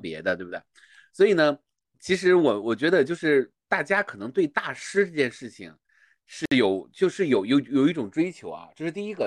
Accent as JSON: {"language": "Chinese", "country": "China", "said": "我是一个中国人的视角"}